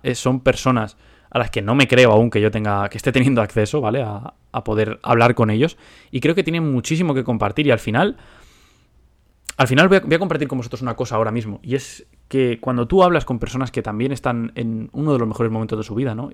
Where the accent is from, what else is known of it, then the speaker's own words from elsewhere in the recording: Spain; moved away as an adult; now in United States; soy español. Ahora vivo en Estados Unidos